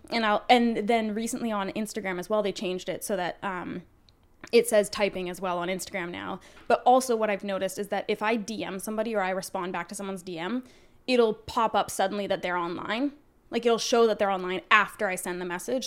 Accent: Canada; we're Canadian

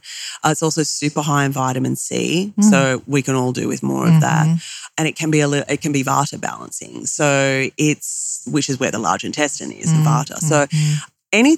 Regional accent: Australia; I'm Australian

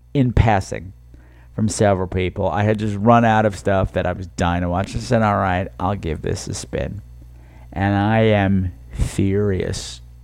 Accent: United States; I'm from New York

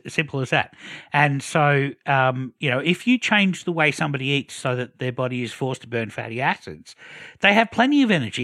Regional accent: Australia; as an Australian

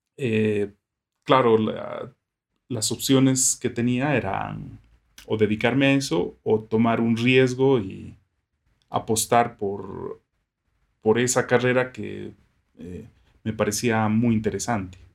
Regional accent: Sucre, Chuquisaca, Bolivia; also born or lived in Santiago, Chile; yo nací y crecí en una ciudad pequeña, que es Sucre

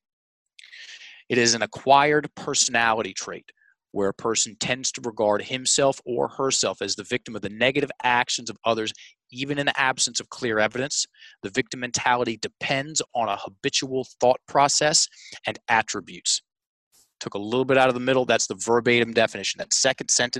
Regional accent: Richmond, Virginia, United States; It's in my hometown at the Carpenter Center, which is the most prestigious theater in Richmond

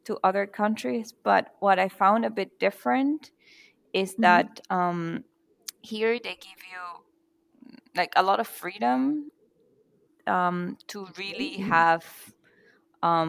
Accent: Venezuela; now in Mannheim, Germany; I'm from Venezuela and I currently live in Germany, Mannheim

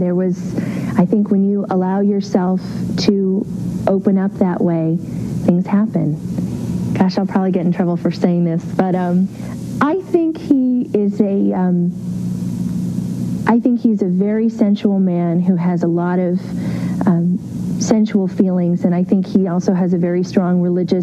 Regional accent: Beverly Hills, California, United States; growing up in Beverly Hills

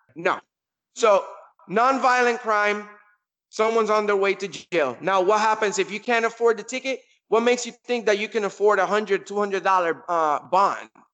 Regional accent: Kissimmee, Florida, United States; my hometown in Kissimmee, Florida

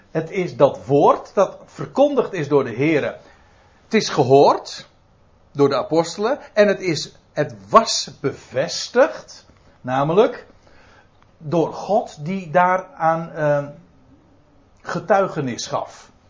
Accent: Netherlands; goh, dan ben ik echt een Nederlander, hè?

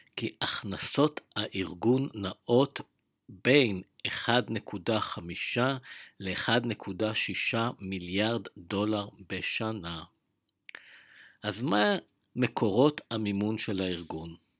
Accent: Israel

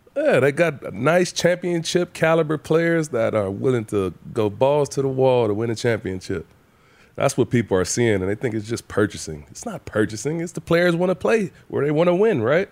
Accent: Saginaw Valley, Michigan, United States; moved away; so my hometown

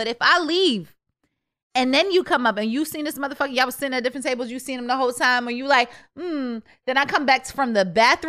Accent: Connecticut, United States; now in Baltimore, United States; I'm from Connecticut.

